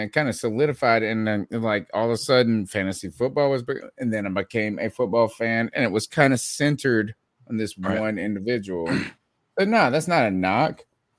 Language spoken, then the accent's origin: English; Eastern North Carolina, United States; I'm from Eastern North Carolina.